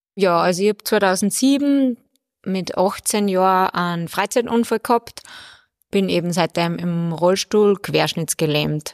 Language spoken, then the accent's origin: German; Bad Ischl, Upper Austria, Austria; Also ich bin ja aus Bad Ischl